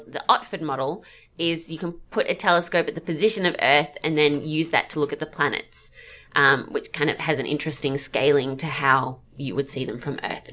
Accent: Australia; now in Manchester, United Kingdom

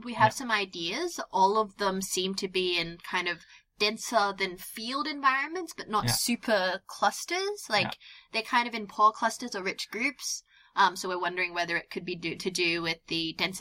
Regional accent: Australia; moved away as an adult; also born or lived in Netherlands; now in United Kingdom; I grew up in Australia

